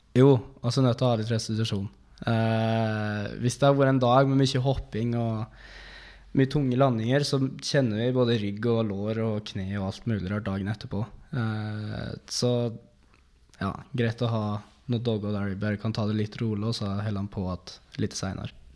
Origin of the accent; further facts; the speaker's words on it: Dombås, Innlandet, Norway; Jeg er fra Dombås.